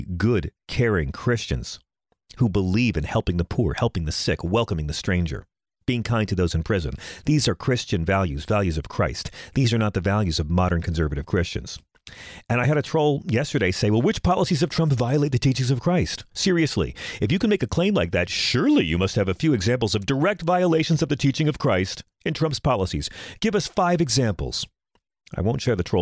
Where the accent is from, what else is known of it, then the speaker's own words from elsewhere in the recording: Bohemia, New York, United States; my hometown of Bohemia